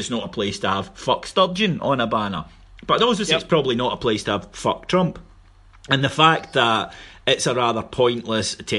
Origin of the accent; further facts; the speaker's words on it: Scotland, United Kingdom; in Scotland we have a sneering middle class who look down on working class people